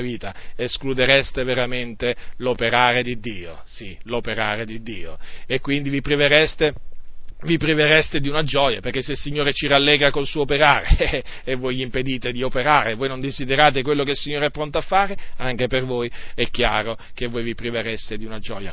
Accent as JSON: {"language": "Italian", "area": "province of Varese", "region": "Lombardy", "country": "Italy", "moved": "yes", "said": "là da dove vengo io, dalla provincia di Varese"}